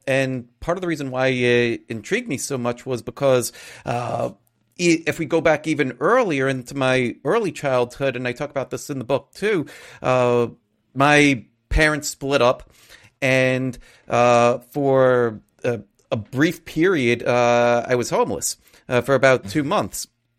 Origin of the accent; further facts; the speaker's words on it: Astoria, New York, United States; I grew up in Astoria, Queens. I'm not sure if everybody doesn't know where that is. It's part of New York City. Queens is one of the boroughs in New York City.